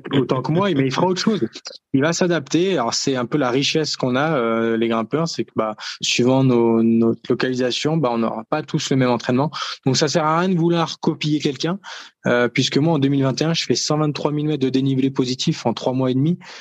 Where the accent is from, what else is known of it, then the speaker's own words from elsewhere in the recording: France; nous en France